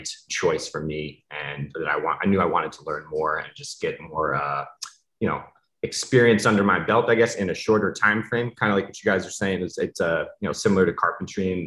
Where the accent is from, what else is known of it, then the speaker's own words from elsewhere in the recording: Kingston, United States; moved away; also born or lived in Northeast US / Massachusetts; growing up in Kingston